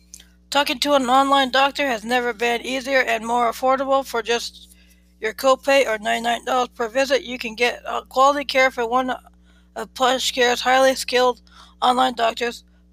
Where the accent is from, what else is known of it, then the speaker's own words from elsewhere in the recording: Philadelphia, Pennsylvania, United States; born there; I was born in Philadelphia, the city of brotherly love.